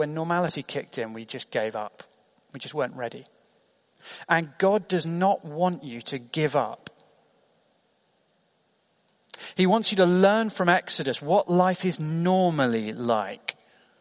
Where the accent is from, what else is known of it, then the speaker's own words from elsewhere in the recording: United Kingdom; as a British teenager